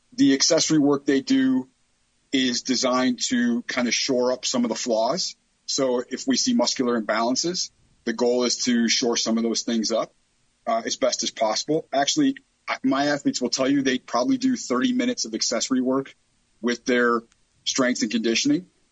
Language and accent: English; Chicago, Illinois, United States; I grew up in Chicago. I'm from the south side of Chicago.